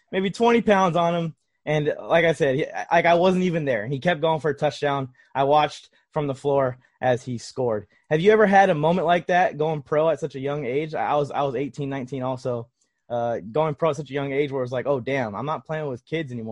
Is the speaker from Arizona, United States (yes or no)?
no; Los Angeles, California, United States; I grew up in Los Angeles